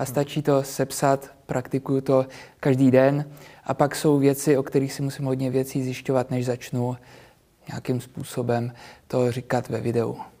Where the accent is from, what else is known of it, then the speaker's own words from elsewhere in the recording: Prague, Czechia; Já narodil jsem se v Praze, většinu životu jsem, ta jsem tady byl, takže já jsem s tou Prahou úplně srostlý